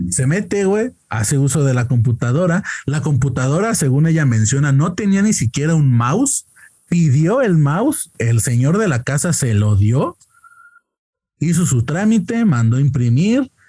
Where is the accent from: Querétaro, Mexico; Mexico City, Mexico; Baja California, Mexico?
Querétaro, Mexico; Con eso de que dicen que ya los de Querétaro tenemos acento chilango, ya estoy.